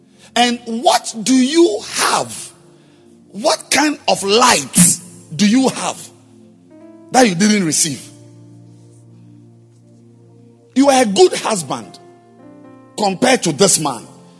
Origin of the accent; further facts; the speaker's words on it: Bolgatanga, Upper East, Ghana; Or I was raised in Bolgatanga and he was raised in Accra, so I'm greater.